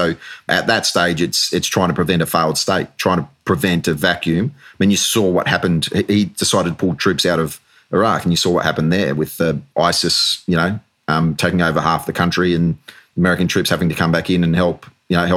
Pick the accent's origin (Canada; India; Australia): Australia; moved away as an adult; now in United Kingdom; when I moved to the UK, I continued to serve firstly as an Australian soldier or Australian officer serving with the British Reserves